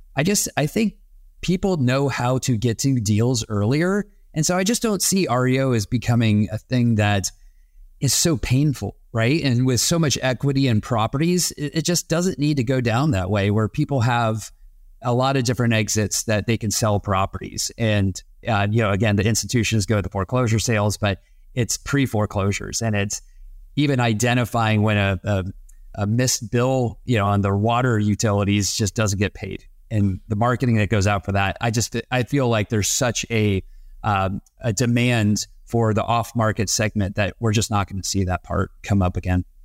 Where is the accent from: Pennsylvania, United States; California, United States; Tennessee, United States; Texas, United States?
Texas, United States; moved away; also born or lived in East Coast; having been born and raised in Texas and school and on the East Coast